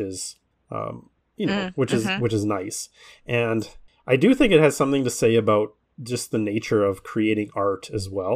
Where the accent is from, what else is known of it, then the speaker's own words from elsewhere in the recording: Canada; I'm Canadian